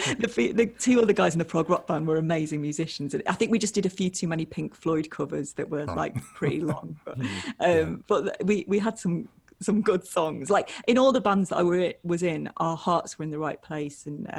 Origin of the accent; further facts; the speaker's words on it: Matlock, East Midlands, United Kingdom; Yeah, it was actually a really creative place to grow up. There's a lot of sort of bands there and lots of hippies and stuff.